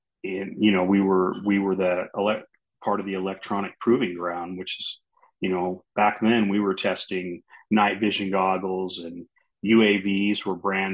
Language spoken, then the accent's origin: English; Oregon, United States; I wanted to write about what I was like when I was younger, growing up in Oregon, that whole thing.